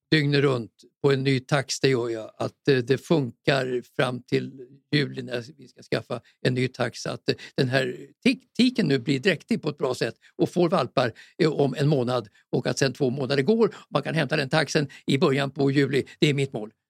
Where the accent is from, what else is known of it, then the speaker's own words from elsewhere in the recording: Stockholm, Stockholm County, Sweden; Så att jag är stockholmare också, så det ska inte vara helt omöjligt.